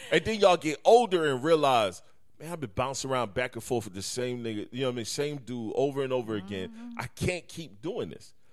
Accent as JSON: {"language": "English", "town": "Detroit", "region": "Michigan", "country": "United States", "said": "yes, Keith, I am from Detroit."}